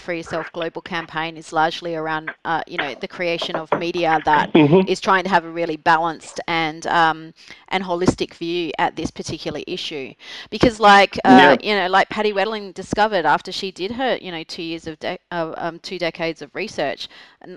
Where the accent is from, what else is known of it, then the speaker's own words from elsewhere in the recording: Australia; I'm Australian